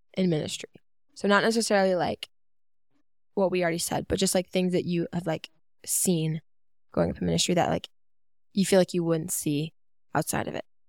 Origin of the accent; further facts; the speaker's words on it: Georgia, United States; also born or lived in North Carolina; we moved to Georgia from North Carolina